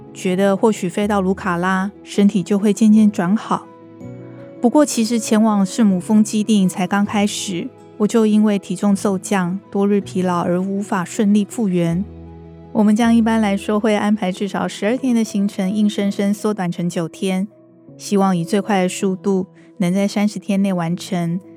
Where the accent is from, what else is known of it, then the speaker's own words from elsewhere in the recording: Taipei, Taiwan; 我是台北人，出生在双连站的马偕医院，幼稚园、国小、国中、高中、大学，连工作都没有离开台北这个城市，是大家口中死天龙国的那种台北人